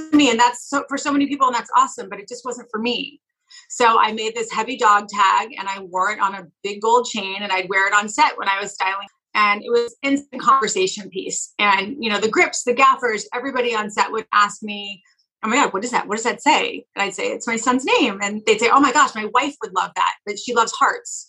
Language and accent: English; California, United States; moved away as an adult; also born or lived in New York; I was from California as well as my husband, Kevin